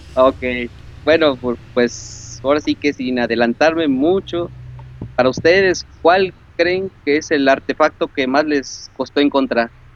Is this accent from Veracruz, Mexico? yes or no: yes; Córdoba, Veracruz, Mexico; yo soy de Córdoba. Córdoba, Muy Veracruz.